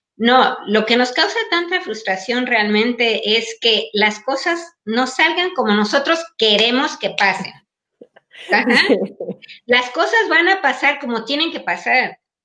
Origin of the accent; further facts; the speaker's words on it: Mexico; now in Paris, France; nuestros códigos de conducta mexicanos, aquí no nos sirven porque no estamos en México